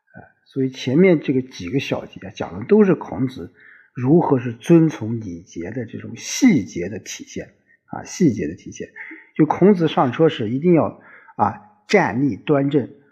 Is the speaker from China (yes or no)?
yes; China; 我们中国人， 我们华夏子孙